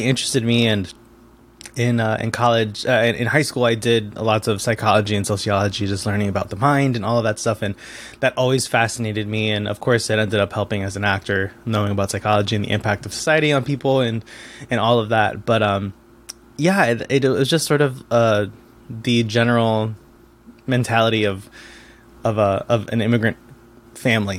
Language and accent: English; Bridgeport, Connecticut, United States; first language Spanish; English is a second language; also born or lived in Trumbull, Connecticut; I was born and raised in Connecticut, in Bridgeport, and then moved a town over to Trumbull for high school